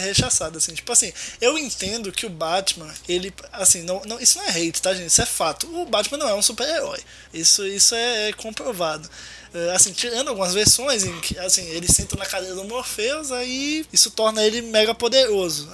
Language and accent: Portuguese; Maceió, Alagoas, Brazil; nasci e moro em Maceió, Alagoas, no Nordeste